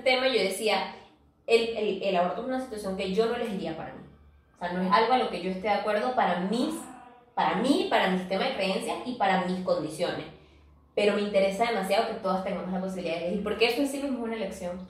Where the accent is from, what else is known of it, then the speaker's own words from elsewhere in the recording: Venezuela; nosotros que somos venezolanas